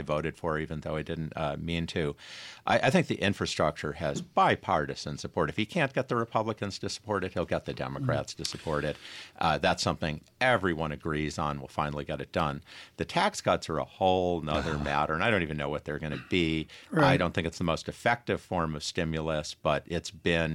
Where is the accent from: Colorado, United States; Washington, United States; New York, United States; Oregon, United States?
New York, United States; Rochester; moved away; I grew up in Rochester like you, Tom